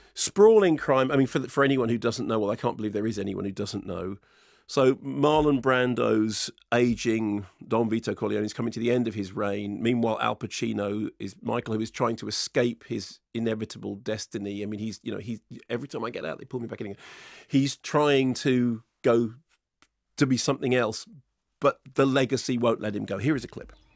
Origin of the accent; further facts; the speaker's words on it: United Kingdom; I'm British